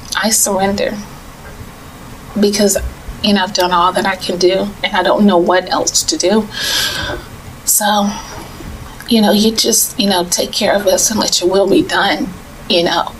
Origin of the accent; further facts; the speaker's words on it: Tallahassee, Florida, United States; moved away; I am originally from Tallahassee, but I've lived in other states and abroad. And um, I returned back to Tallahassee